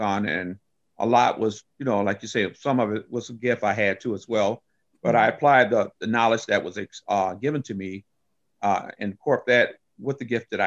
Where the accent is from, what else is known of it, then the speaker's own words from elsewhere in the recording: Albion, Michigan, United States; also born or lived in San Juan, Puerto Rico / Jackson, Michigan; I was born in Puerto Rico, left San Juan when I was 4 years old. My parents brought us to Michigan. We ended up moving to a little small town called Albion, Michigan